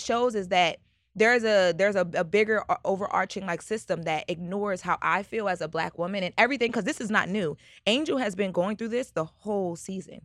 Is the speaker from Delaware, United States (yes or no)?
yes; Delaware, United States; I'm from Delaware